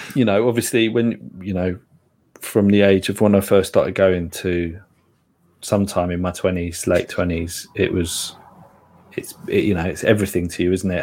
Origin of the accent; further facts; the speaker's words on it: London, United Kingdom; I grew up in Dalston.